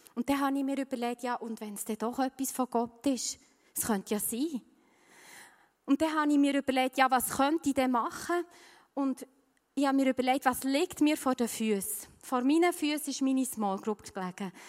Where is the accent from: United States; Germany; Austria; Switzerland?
Switzerland; bei uns in der Schweiz